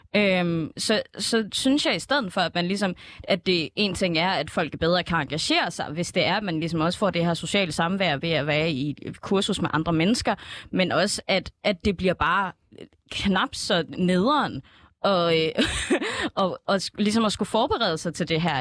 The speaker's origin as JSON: {"language": "Danish", "town": "Esbjerg", "region": "Southern Denmark", "country": "Denmark", "said": "nu kommer jeg jo også fra Esbjerg"}